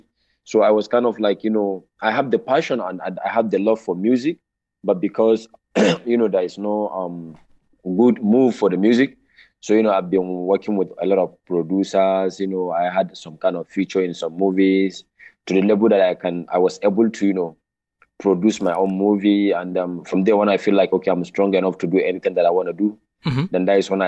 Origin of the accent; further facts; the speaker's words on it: Sokoto, Nigeria; moved away as an adult; now in Kaduna, Nigeria; I was born in Sokoto State, the northern part of Nigeria. That is my hometown, and I started my life there, primary, secondary.